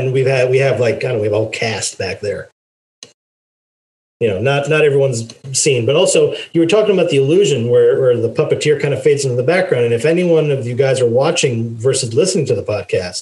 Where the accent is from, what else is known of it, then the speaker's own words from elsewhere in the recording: Israel; moved away; growing up in Israel